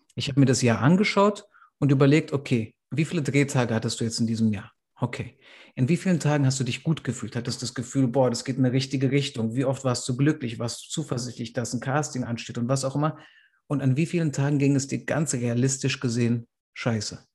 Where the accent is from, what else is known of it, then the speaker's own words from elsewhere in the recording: Frankfurt am Main, Hesse, Germany; wir sind in Frankfurt am Main aufgewachsen